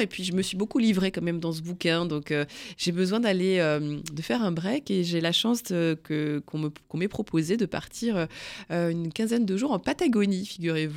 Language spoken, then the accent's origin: French; the North, Hauts-de-France, France; je viens d'une famille picarde, hein, je viens du Nord